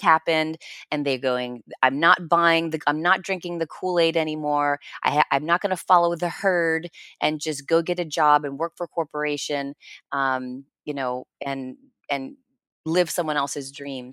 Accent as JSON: {"language": "English", "region": "New Jersey", "country": "United States", "tie": "born or raised there", "said": "I'm a blue collar kid, I grew up in New Jersey"}